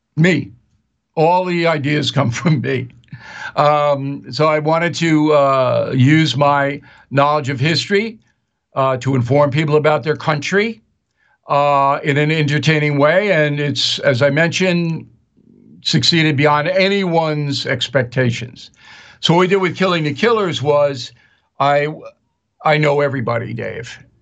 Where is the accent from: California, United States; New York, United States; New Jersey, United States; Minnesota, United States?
New York, United States; Long Island; I'm an Irish guy from Long Island